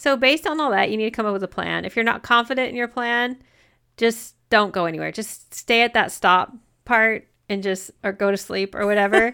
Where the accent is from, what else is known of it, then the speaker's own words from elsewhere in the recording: United States; I'm American